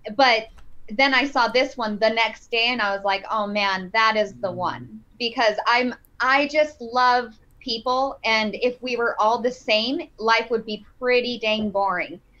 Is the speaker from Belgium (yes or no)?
no; Flagstaff, Arizona, United States; I grew up in Flagstaff